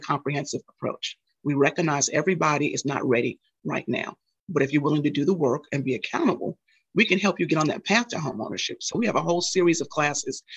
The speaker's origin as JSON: {"language": "English", "region": "New York", "country": "United States", "tie": "born or raised there", "said": "growing up in New York and growing up, I was the only girl out of 4 children"}